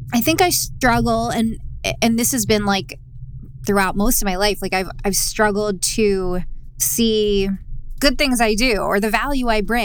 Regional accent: Fort Washington, Pennsylvania, United States; moved away as an adult; now in Los Angeles, United States; I grew up in a suburb outside of Philly. So I'm from the East Coast, from just a normal, small, suburban town, I guess you could say. Yeah, outside of Philly.

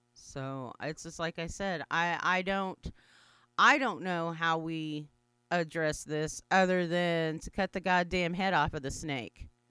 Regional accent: Anadarko, Oklahoma, United States; moved away; I don't live there, but it is my hometown

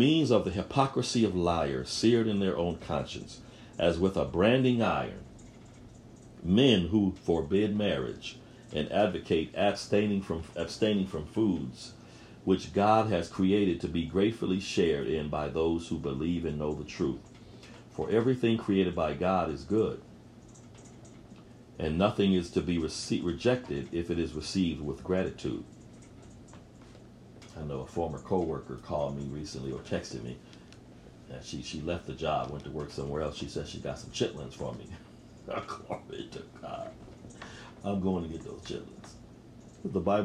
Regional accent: Buffalo, New York, United States; I grew up in Buffalo, New York

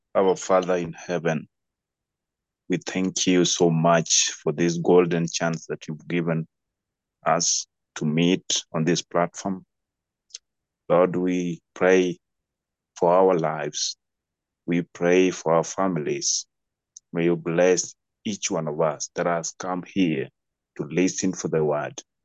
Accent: Kenya; I'm a Kenyan.

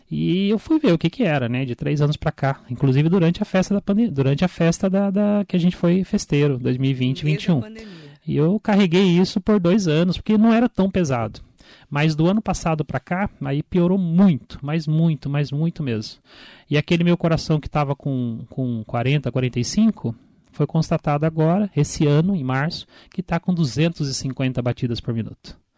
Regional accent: Biritibo Sul, Brazil; Eu sou de Biritibo Sul, nascido e criado em Biritibo Sul.

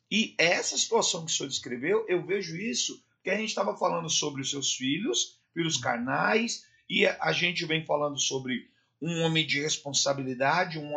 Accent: Brazil; Eu nasci e me criei ali na Zona Leste

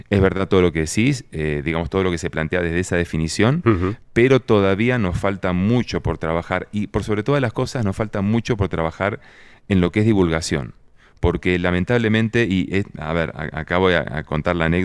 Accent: Argentina; now in Colombia; acá donde yo estoy, yo soy argentino

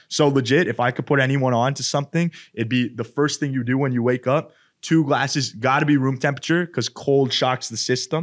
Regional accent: Edmonton, Alberta, Canada; moved away; where I'm from, Edmonton. And yeah, I mean, Canada, I'm from Canada, obviously.

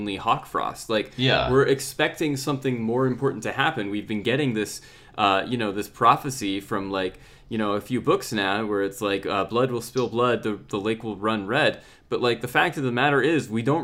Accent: United States; moved away as an adult; now in United Kingdom; I'm American

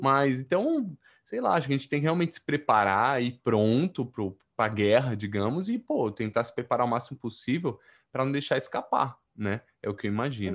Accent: Brazil; now in São Paulo, Brazil; como brasileiros que somos

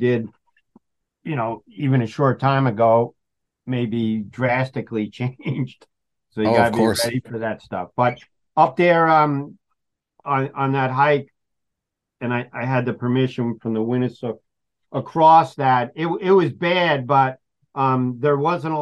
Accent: Long Island, New York, United States; moved away as an adult; also born or lived in New Paltz, New York / Rosendale, New York; now in Delhi, United States; I grew up in Long Island.

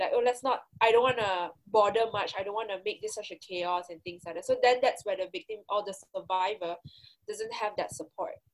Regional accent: Malaysia; we as Malaysian

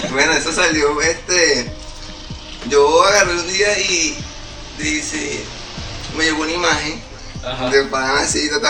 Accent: Guarenas, Miranda, Venezuela; me di cuenta que yo soy de Guarena, antes de Guarena, una persona que vive todos los días para Caracas, pues. Claro. Me di cuenta que soy guarenero

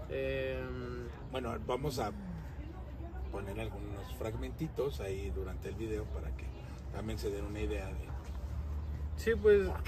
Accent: Mexico; somos los de México, chingados. Todos somos mexicanos. Todos somos mexicanos.

